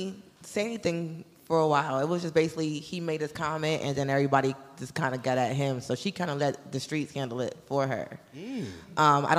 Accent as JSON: {"language": "English", "town": "Bridgeport", "region": "Connecticut", "country": "United States", "moved": "yes", "said": "I am originally from Bridgeport, Connecticut."}